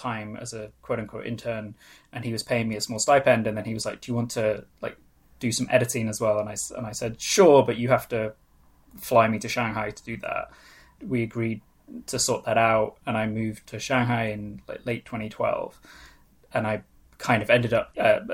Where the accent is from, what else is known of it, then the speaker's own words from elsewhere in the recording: Anglesey, North Wales, United Kingdom; first language Welsh; English is a second language; moved away; I'm actually from the UK. I grew up in Ynysmon in North Wales